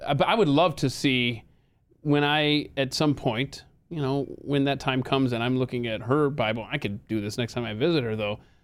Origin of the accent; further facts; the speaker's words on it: the South, United States; born and raised in the South